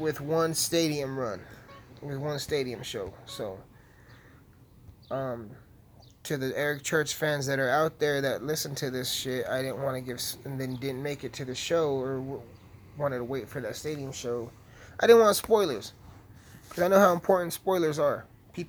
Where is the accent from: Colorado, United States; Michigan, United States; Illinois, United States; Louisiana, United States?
Colorado, United States; Alamosa; it's about my hometown